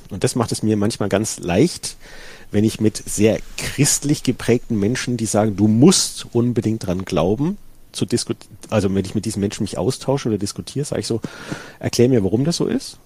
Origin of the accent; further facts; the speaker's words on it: Franconia, Bavaria, Germany; ich komme hier aus dem Bereich Franken